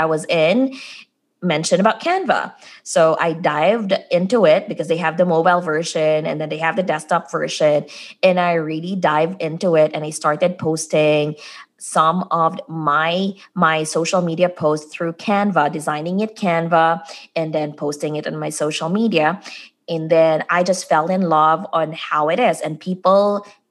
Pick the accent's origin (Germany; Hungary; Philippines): Philippines; moved away as an adult; now in United States; when I came here in the US, I'm originally from the Philippines